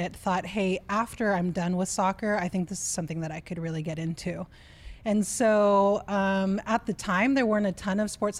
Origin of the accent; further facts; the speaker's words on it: California, United States; I'm from California. I've spent most of my time on the coasts.